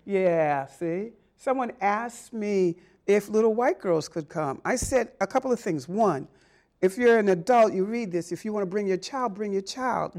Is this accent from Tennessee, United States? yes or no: no; Boston, Massachusetts, United States; growing up in Boston, I mean, I, all right, I'm a South Ender by birth